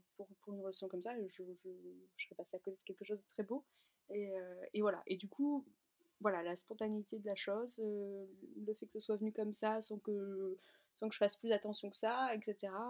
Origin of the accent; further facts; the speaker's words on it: near Lille, Hauts-de-France, France; moved away as an adult; also born or lived in the Alps; on est originaire d'ici, à côté de Lille. On habitait jusqu'alors dans les Alpes